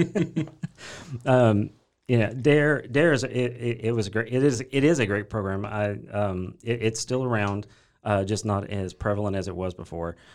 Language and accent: English; Corsicana, Texas, United States; I grew up in Corsicana, Texas, uh, just right down the road uh, where I currently live with my wife and kids